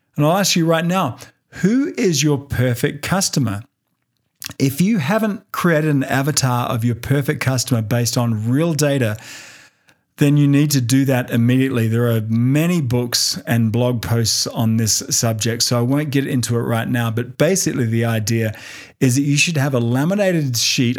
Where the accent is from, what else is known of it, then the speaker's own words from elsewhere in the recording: Australia; moved away as an adult; now in United States; my homeland of Australia